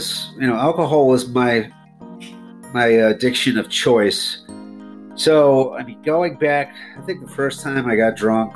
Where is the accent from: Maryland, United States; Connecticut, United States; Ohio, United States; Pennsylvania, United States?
Ohio, United States; Youngstown; now in Atlanta, United States; Originally Youngstown, Ohio, but I live in Atlanta for the last 10 years